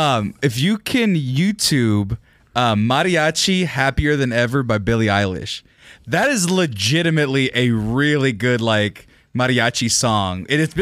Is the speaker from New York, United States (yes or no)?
no; California, United States; I'm from California.